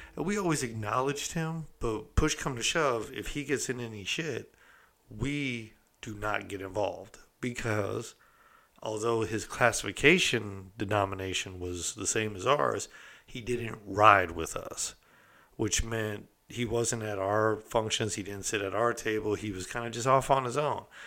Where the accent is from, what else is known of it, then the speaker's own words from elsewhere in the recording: California, United States; I'm from California